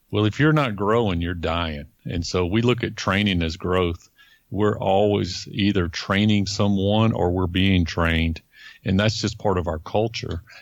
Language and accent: English; Florida, United States; because um, I was from Florida. I had been in Florida for so many years